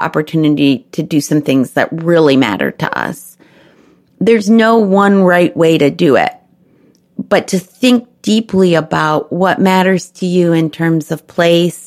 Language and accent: English; Chicago, Illinois, United States; also born or lived in Memphis, Tennessee / Texas; now in Washington, D.C., United States; Growing up in Chicago and in the North Shore of Chicago where there were lots of Jewish families